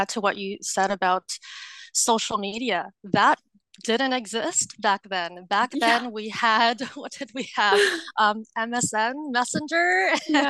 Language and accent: English; Philippines; And we are Filipino, and so we have these huge celebrations when we turn 18. It's called a debut.